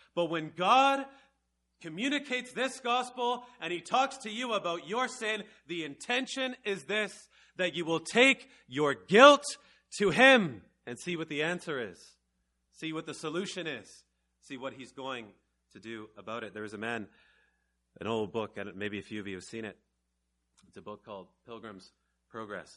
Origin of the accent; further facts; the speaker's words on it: Canada; I'm from Canada